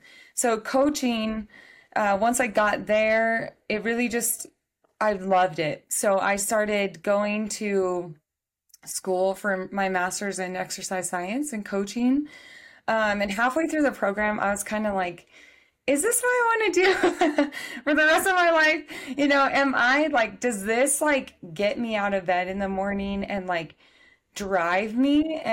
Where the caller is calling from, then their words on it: Colorado, United States; I'm back in Colorado from a week away in New Mexico.